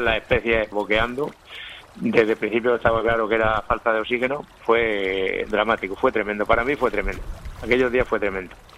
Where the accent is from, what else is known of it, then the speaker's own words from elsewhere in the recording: San Pedro del Pinatar, Region of Murcia, Spain; Yo nací en San Pedro de Pinatar, muy cerca de la playa del Mar Menor